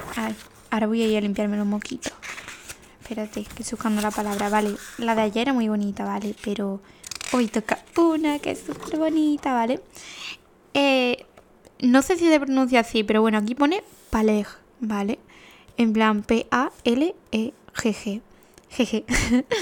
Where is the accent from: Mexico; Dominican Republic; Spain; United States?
Spain; Paradas, Andalusia; yo soy de Parada